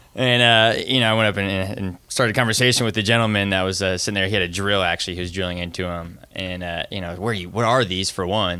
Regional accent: Northwest Florida, United States; I'm from Northwest Florida.

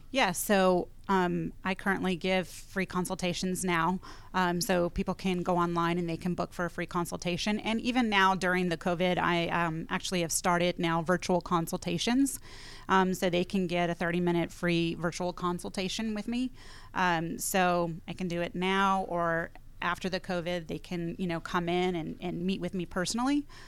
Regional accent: California, United States; moved away; I'm from California originally, grew up in the high desert, one hundred fifteen degree weather

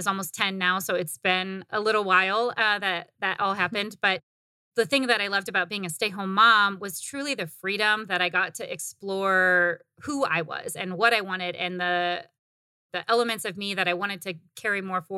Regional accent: Midwest, United States; also born or lived in Indiana; I was born in Indiana. Actually, I did grow up in the Midwest, and I never fit in the Midwest. And so I came to Arizona right after college.

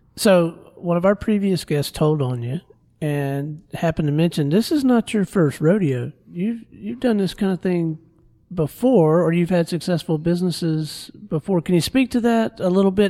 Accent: Pensacola, Florida, United States; moved away; I was raised in Pensacola, Florida

